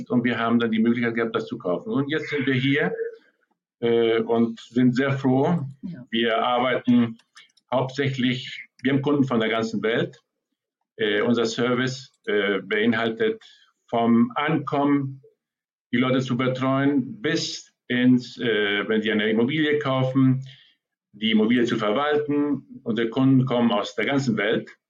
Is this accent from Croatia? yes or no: no; Argentina; moved away as an adult; also born or lived in Germany; Ich bin in Argentinien geboren, bin 30 Tage aufgewachsen und nach der Schule bin ich nach Europa gegangen und äh, lebte dort 25 Jahre in Deutschland.